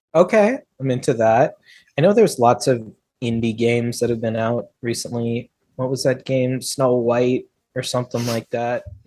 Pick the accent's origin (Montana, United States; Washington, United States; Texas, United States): Washington, United States; Federal Way; My hometown, Federal Way, Washington.